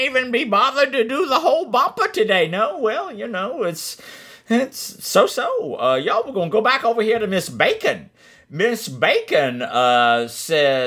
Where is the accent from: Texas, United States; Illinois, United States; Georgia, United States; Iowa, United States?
Georgia, United States; Atlanta; moved away; also born or lived in South Carolina / Ormond Beach, Florida; I was born in Hatlanta and lived several different locations throughout the Hatlanta area